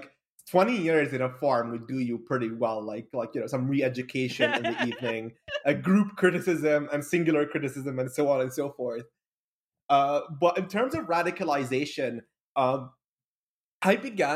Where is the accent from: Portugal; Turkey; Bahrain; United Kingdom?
Bahrain; also born or lived in Kuwait; I'm from Bahrain originally, born in Kuwait, raised in Bahrain.